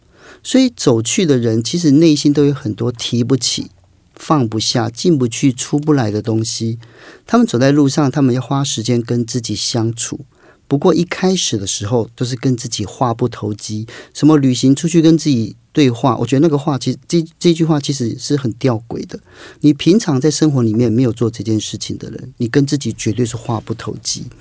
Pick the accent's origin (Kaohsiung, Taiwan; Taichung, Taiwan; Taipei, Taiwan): Kaohsiung, Taiwan; 所以也花更多时间到外县，因为我是高雄人嘛